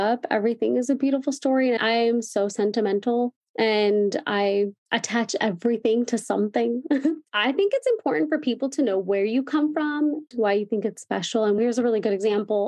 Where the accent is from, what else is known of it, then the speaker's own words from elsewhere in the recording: Chino, California, United States; I'm from Chino, so that's 20 minutes from Anaheim Hills